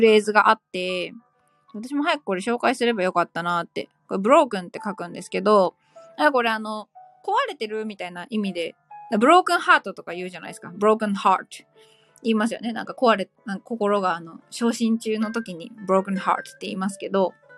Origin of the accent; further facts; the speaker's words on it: Kanto, Japan; 若干田舎気味の関東生まれ、関東育ちなので